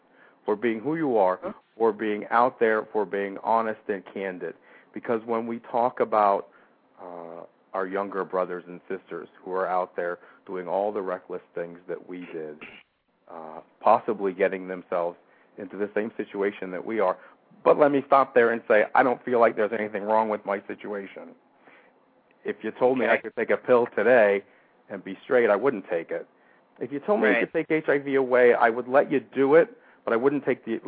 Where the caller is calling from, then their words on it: Camp Hill, Pennsylvania, United States; from Camp Hill or Harrisburg, Pennsylvania.